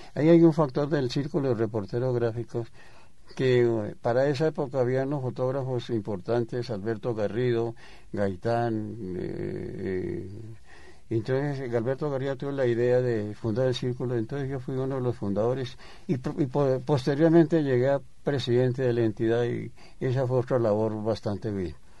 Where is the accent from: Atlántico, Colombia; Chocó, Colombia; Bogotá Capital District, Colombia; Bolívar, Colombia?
Bogotá Capital District, Colombia; Bogotá; yo soy bogotano